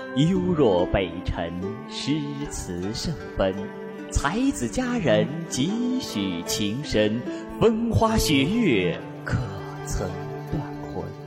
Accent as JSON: {"language": "Chinese", "region": "northern China", "country": "China", "said": "我呢，是一个来自北方的女子"}